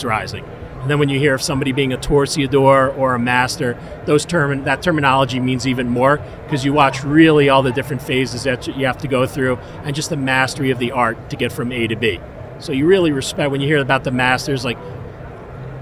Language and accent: English; New York City, New York, United States; moved away; I was born in Queens, and then I'm a sellout. I moved to the burbs